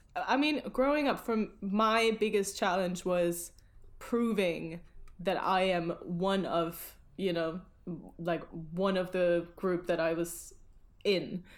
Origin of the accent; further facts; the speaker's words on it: Germany; now in London, United Kingdom; usually in Germany, everybody would be like, "Where are you from?" and I would be like, "I am from here.